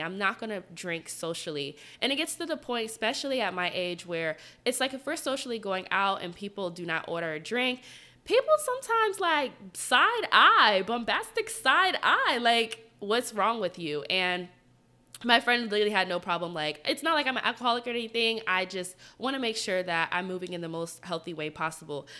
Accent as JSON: {"language": "English", "town": "Atlanta", "region": "Georgia", "country": "United States", "tie": "born or raised there", "moved": "as an adult", "lives_now": "Washington, D.C., United States", "said": "so I'm from Atlanta. I've lived in Atlanta my whole life."}